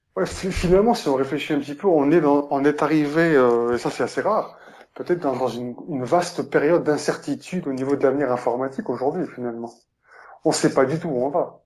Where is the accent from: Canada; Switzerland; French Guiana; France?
Switzerland; chez nous en Suisse